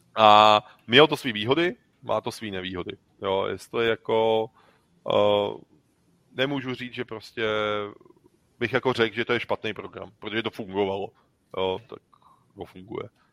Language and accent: Czech; Czechia; My jsme z Čech